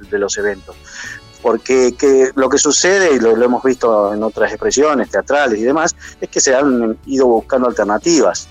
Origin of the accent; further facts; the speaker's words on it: Gualeguaychú, Entre Ríos, Argentina; como gualeguaychuense